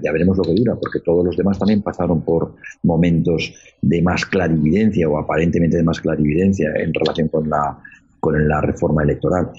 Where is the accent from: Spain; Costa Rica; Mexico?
Spain; Somos los españoles